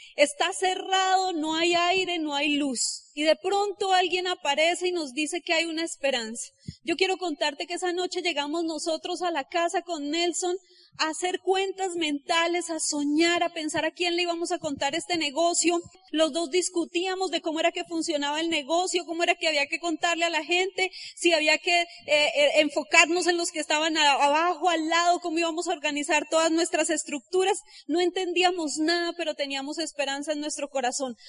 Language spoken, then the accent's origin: Spanish; Colombia; Yo salí de Ciudad Bolívar